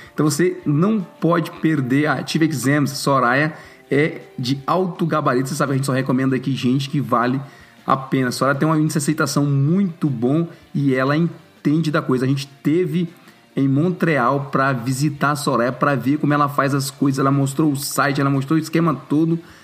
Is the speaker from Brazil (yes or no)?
yes; Brazil; moved away; na minha época de estudante no Brasil